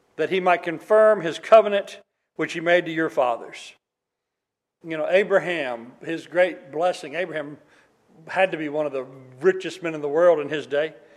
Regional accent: Oklahoma, United States; moved away; when I was a kid in Oklahoma

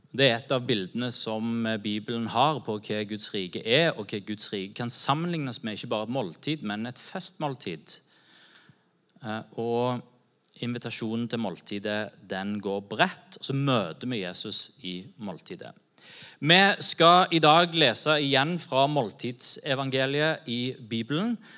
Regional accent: Norway; vi som nordmenn

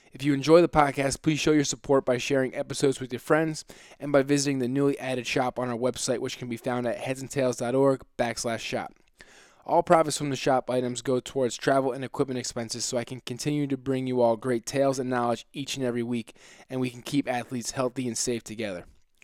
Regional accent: New Jersey, United States; Because I'm from Jersey

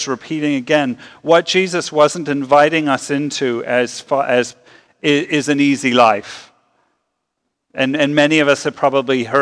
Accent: Lancaster County, Pennsylvania, United States; I had the privilege of growing up in Lancaster County, Pennsylvania

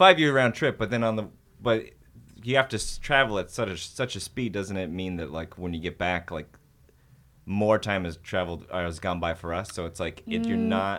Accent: Nebraska, United States; I'm from Nebraska.

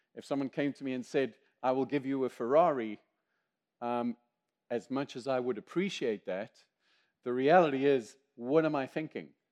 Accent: South Africa; accent: South African; also born or lived in Zimbabwe; now in United States; I am a Zimbabwean by birth. I am South African by accent, I am American by choice, and I'm Greek by the grace of God

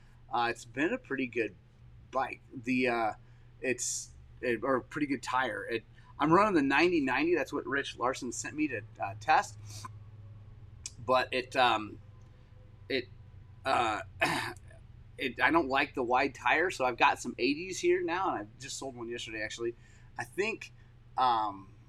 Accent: Oklahoma, United States; moved away; I grew up in Oklahoma

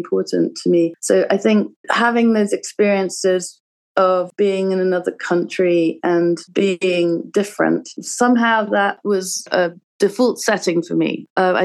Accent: London, United Kingdom; moved away as an adult; also born or lived in Hudson, New York; now in Brooklyn, United States; I'm from London, but I lived in America for 17 years. I live in Brooklyn and Hudson.

